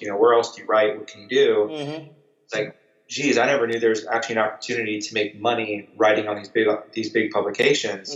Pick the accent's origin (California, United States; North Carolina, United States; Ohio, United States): California, United States; Southern; moved away as an adult; also born or lived in Virginia; I grew up in Southern California